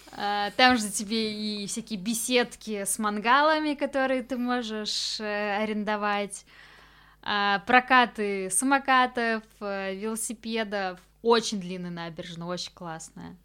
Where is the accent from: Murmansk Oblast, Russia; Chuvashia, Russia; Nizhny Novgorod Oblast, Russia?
Chuvashia, Russia; Cheboksary; moved away; когда ты приезжаешь домой. Вроде это, да, твой дом, где ты вырос